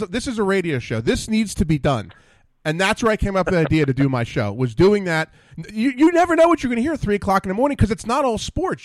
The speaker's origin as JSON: {"language": "English", "town": "Ambler", "region": "Pennsylvania", "country": "United States"}